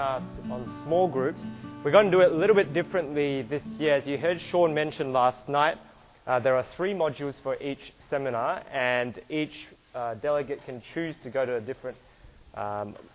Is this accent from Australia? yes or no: yes; Australia; I apologize in advance if you can't understand my accent. I'm from Australia